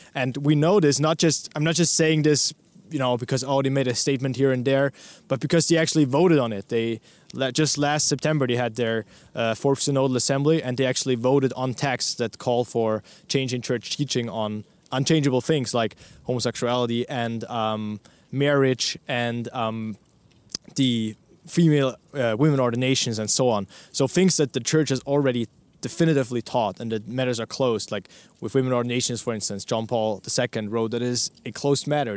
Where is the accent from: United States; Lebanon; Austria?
Austria; Vienna; first language German; English is a second language; I was born and raised in Austria. I, I grew up there. I'm, you know, uh, from Vienna